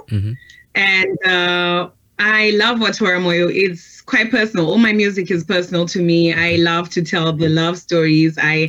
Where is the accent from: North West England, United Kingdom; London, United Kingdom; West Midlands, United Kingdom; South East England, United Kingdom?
London, United Kingdom; also born or lived in Bulawayo, Zimbabwe; my original background is from Zimbabwe. I was born there, but raised in London.